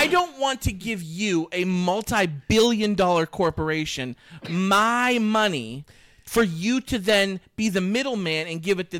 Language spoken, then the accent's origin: English; United States; I grew up in America